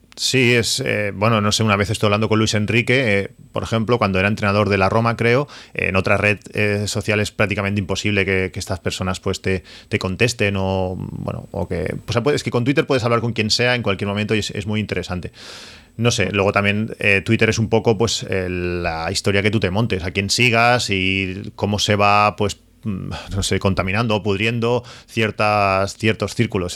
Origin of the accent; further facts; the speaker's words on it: La Canonja, Catalonia, Spain; now in Reus, Spain; aunque soy de la Canonja.